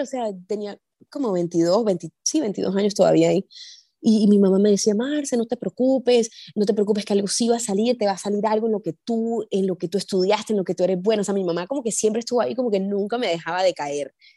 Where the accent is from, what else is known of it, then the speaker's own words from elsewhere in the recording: Barranquilla, Atlántico, Colombia; moved away as an adult; also born or lived in Chile; now in Houston, United States; yo soy barranquillera